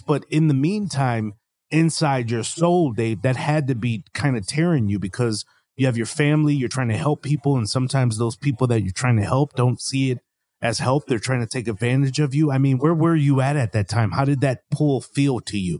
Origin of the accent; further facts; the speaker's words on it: Milwaukee, Wisconsin, United States; now in Raleigh, United States; I'm originally from Milwaukee, Wisconsin. I live in Raleigh, North Carolina